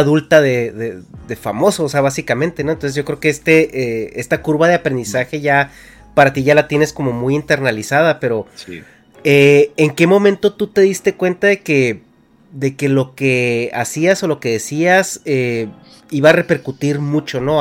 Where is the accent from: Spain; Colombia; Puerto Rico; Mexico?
Mexico; moved away as an adult; now in California, United States; yo me salí de México en el 2011